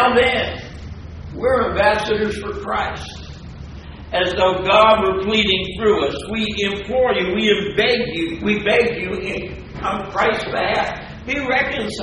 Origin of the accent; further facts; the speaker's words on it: New Jersey, United States; I'm from New Jersey